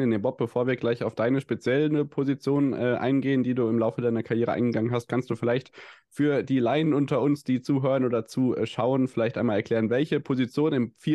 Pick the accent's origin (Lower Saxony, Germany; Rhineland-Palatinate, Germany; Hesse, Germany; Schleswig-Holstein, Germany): Hesse, Germany; Wir sind ja aus dem Werra-Meißner-Kreis